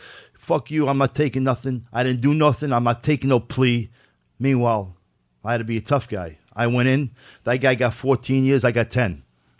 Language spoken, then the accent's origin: English; New York City, New York, United States; also born or lived in Brooklyn / Lower East Side / New Rochelle; I was born in the Bronx. From the Bronx, I moved to Brooklyn. From Brooklyn, Lower East Side, then back to the Bronx and back to New Rochelle.